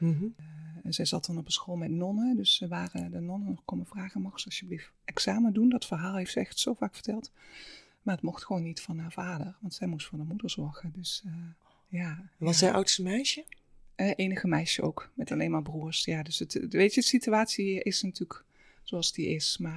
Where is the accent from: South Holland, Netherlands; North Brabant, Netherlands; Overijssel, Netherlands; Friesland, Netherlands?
North Brabant, Netherlands; Halsteren; born there; mijn moeder. Um, zij zijn vanuit eh, Limburg naar uh, eh, Halsteren eh